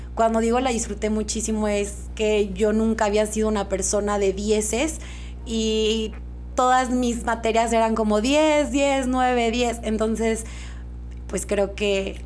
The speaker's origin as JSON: {"language": "Spanish", "region": "Durango", "country": "Mexico", "tie": "born or raised there", "also_born_or_lived": "Mexico City", "said": "Estudié aquí en Durango hasta la prepa y la universidad me fui a la Ciudad de México."}